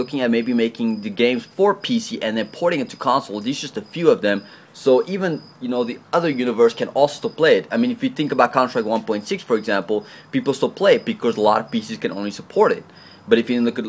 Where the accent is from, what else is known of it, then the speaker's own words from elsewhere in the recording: South Africa; I am a South African.